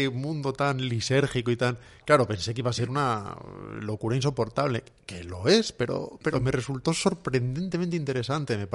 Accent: Salamanca, Castile and León, Spain; De Salamanca

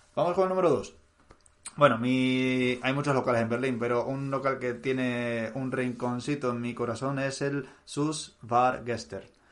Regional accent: Canary Islands, Spain; moved away; yo como soy canario

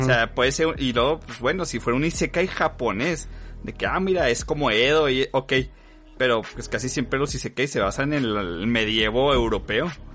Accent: Chihuahua, Mexico

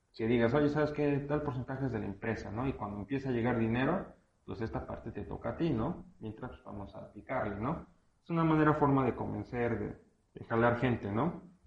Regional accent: Mexico; aquí en México, porque pues bueno, de aquí somos

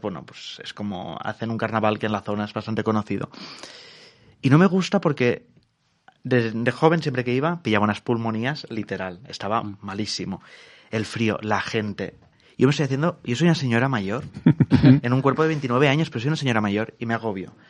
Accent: Alcanar, Catalonia, Spain; De un pueblo que se va a tomar por culo eh, en el sur de Tarragona que se llama Alcanar

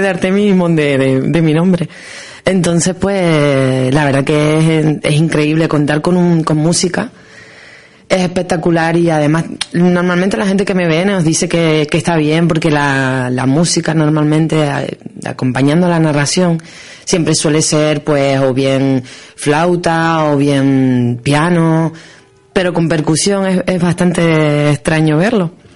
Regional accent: Canary Islands, Spain; somos los canarios

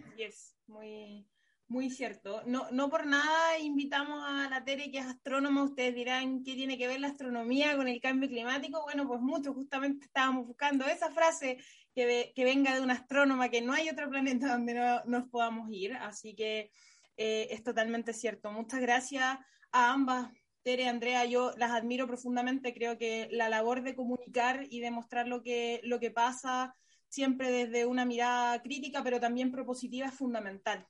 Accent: La Serena, Coquimbo, Chile; en mi región, que soy oriunda ahí de La Serena

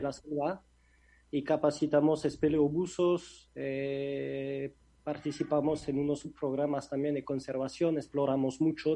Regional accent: France; Spanish is a second language; moved away as an adult; now in Mexico; Yo soy de Francia, no de España.

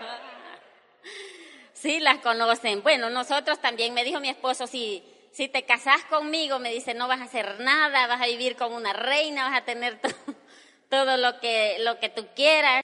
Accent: El Salvador; nosotros somos salvadoreños los dos, mi esposo y yo

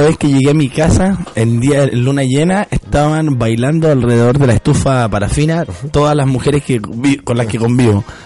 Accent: Chile; accent: Chilean; mi acento chileno

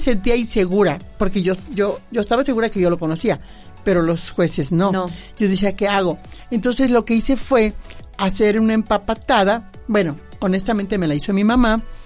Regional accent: Misantla, Veracruz, Mexico; allá en mi tierra

